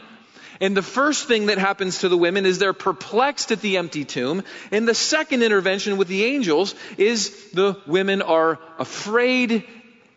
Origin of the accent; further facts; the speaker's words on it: England, United Kingdom; as an English guy